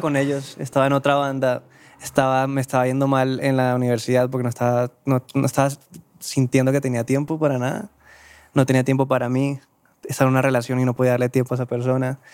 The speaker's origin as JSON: {"language": "Spanish", "town": "Cartagena", "region": "Bolívar", "country": "Colombia", "moved": "as an adult", "lives_now": "Bogotá, Colombia", "said": "yo soy de Cartagena. Yo llegué a Bogotá"}